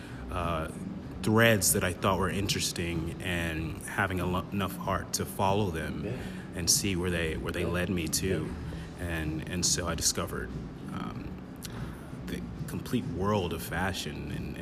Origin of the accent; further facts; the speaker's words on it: Kansas City, Missouri, United States; growing up in Northeast KC, which wasn't the best place